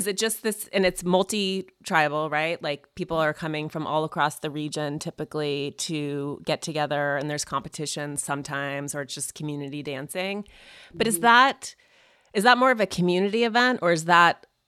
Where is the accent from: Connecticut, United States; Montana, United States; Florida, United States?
Montana, United States; Missoula; I'm from Missoula, Montana